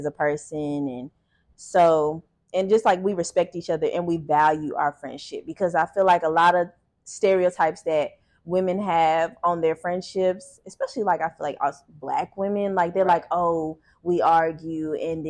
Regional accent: Cincinnati, Ohio, United States; moved away; I'm from Cincinnati, no family. And moved here, no family.

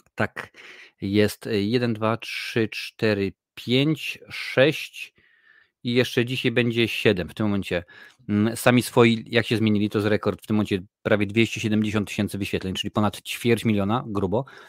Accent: Tarnów, Lesser Poland, Poland; now in Ireland; ja pochodzę z Tarnowa, który jest małym miastem

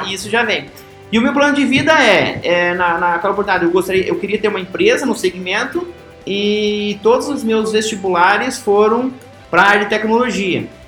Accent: Realeza, Paraná, Brazil; moved away as an adult; uma cidadezinha como Realeza, onde minha terra natal aí, que é uma pequena cidade, é, hoje de 15 mil habitantes

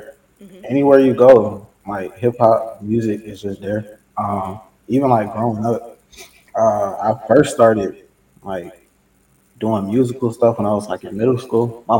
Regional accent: Atlanta, Georgia, United States; also born or lived in Alabama; I'm really from Alabama. I was born there, but I moved to like the Atlanta area, DeKalb specifically, and like when I was two. I've just been here ever since.

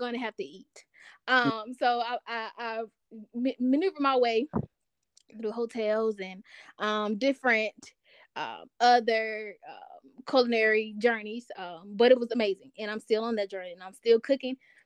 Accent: Albany, Georgia, United States; now in Atlanta, United States; I'm from a small town of Albany, Georgia

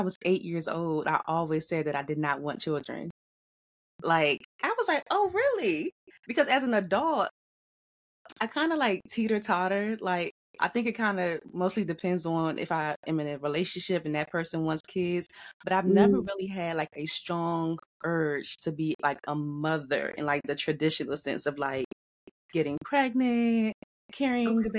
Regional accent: Washington, District of Columbia, United States; I'm born and raised in Washington, D.C.

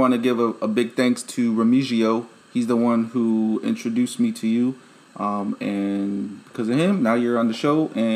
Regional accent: Chicago, Illinois, United States; moved away as an adult; now in Okinawa, Japan; I'm from the city in South Loop, close to downtown

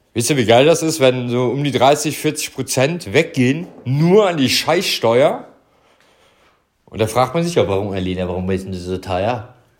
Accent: Stolberg, North Rhine-Westphalia, Germany; ich komme hier aus Stolberg, äh, Büßbach, also Stolberg hier im Rheinland. Äh, ja, nicht im Harz, sondern hier bei Aachen.

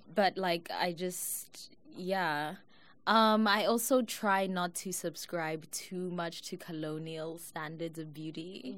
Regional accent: South Africa; now in United States; I'm South African

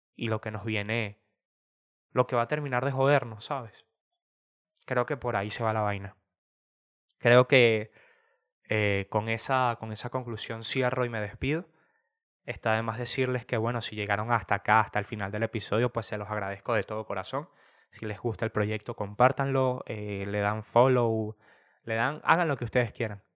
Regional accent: Venezuela; now in Spain; yo siendo un venezolano que está en España

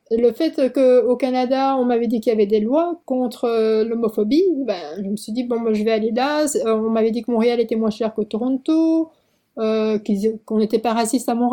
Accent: South Korea; moved away; Alors, c'est que moi, je suis partie de Corée en, juin 2006. Euh, pas parce que je n'aimais pas la Corée.

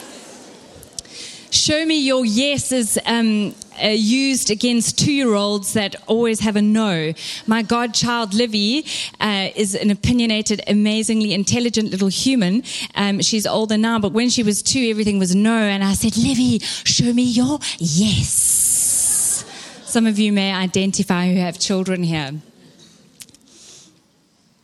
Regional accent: Durban, KwaZulu-Natal, South Africa; moved away; I am Durban born and bred

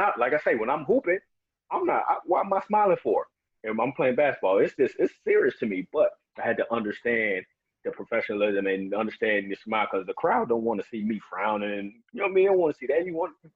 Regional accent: Chicago, Illinois, United States; I'm from Chicago.

